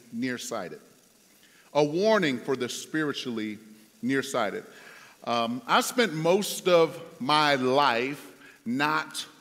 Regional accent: Detroit, Michigan, United States; I was in my hometown, Detroit

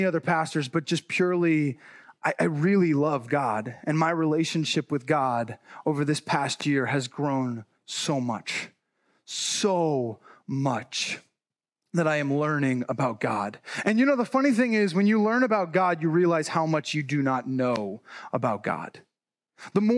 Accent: New Jersey, United States; also born or lived in Chicago; I was actually born and raised in New Jersey

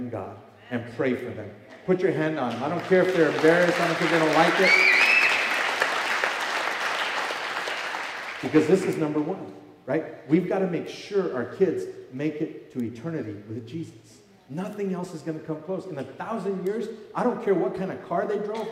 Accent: Fort Lupton, Colorado, United States; I'm from Fort Lupton, and I'm a Chicano

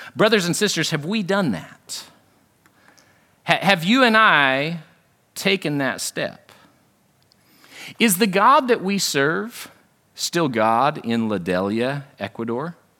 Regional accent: United States; this is simply the accident of my birth. There's no reason why I'm American and not North Korean

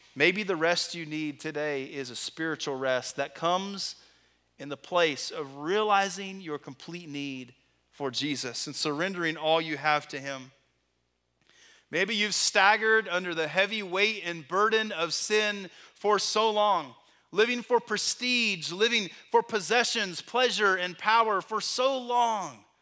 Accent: Texas, United States; Growing up in Texas

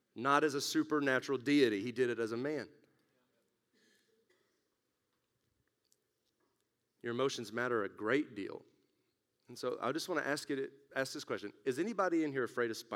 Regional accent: West Texas, United States; moved away; when I grew up in West Texas

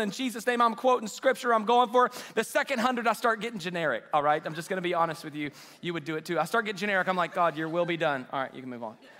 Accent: Waco, Texas, United States; also born or lived in China Spring, Texas; I'm from Waco, grew up in China Spring

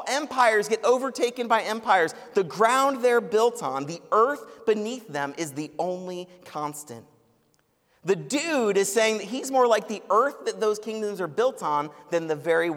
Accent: Cleveland, Ohio, United States; now in Columbus, United States; I'm from Cleveland

